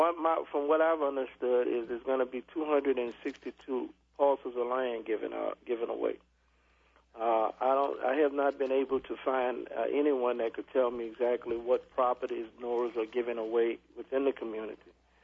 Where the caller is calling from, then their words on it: Louisiana, United States; Lower Ninth Ward.